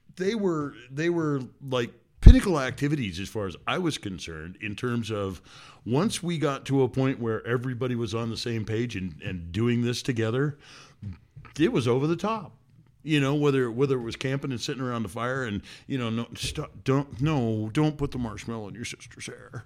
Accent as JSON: {"language": "English", "region": "Washington", "country": "United States", "tie": "born or raised there", "said": "… and I are father and daughter who grew up in Washington State"}